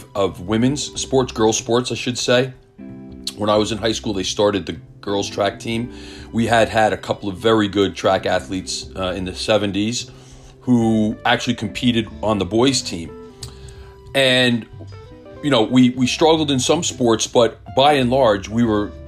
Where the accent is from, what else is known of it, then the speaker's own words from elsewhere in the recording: Millburn, New Jersey, United States; I grew up in Milburn